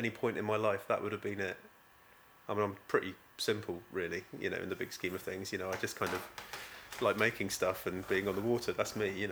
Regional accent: Beer, South West England, United Kingdom; also born or lived in Exmouth; I'm from Beer. You know, I grew up in Beer, and we had such a welcome home to our village

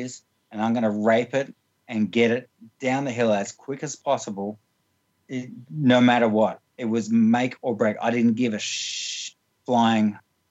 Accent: Sydney, New South Wales, Australia; I came from Western Sydney and I had nothing

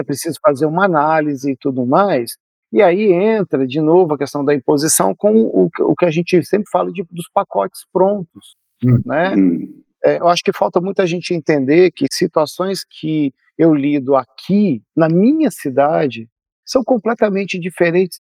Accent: Brazil; estou nos incluindo como brasileiros

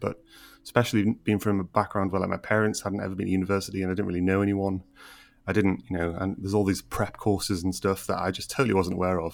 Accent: Middlesbrough, North East England, United Kingdom; moved away; I'm from Middlesbrough originally and from quite a deprived area within Middlesbrough.

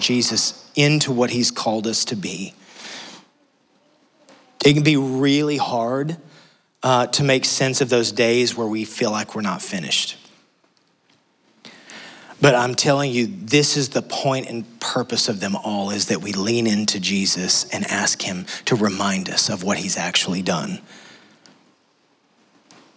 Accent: West Texas, United States; moved away; I'm from West Texas.

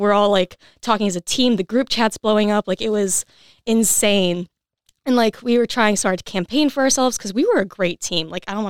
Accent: Michigan, United States; moved away as an adult; also born or lived in West Virginia; now in Kentucky, United States; I'm from Michigan

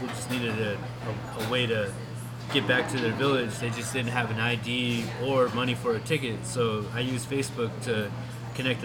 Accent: Copper Center, Alaska, United States; now in Anchorage, United States; I grew up in Copper Center, but I've been paying rent in Anchorage for a while now.

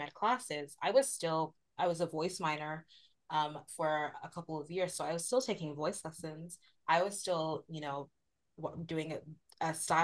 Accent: United States; being the daughter of Nigerian immigrants and having that experience of being Nigerian but also being American

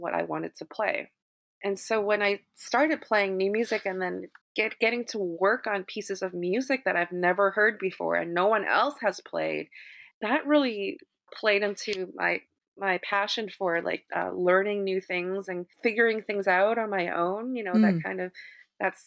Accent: Vancouver, British Columbia, Canada; moved away as an adult; now in New York, United States; I grew up in Vancouver, you know, I studied the classics, performed, you know, with the Vancouver Symphony at an early age.

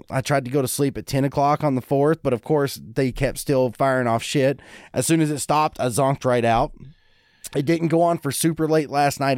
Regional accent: Eubank, Kentucky, United States; moved away; growing up in Eubank

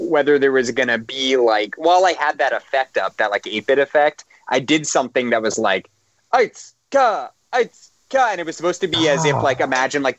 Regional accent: Los Angeles, California, United States; I grew up in Encino

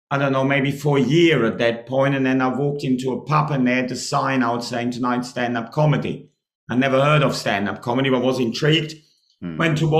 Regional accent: Germany; English is a second language; now in Hastings, United Kingdom; So essentially the company I was working for back home in Germany

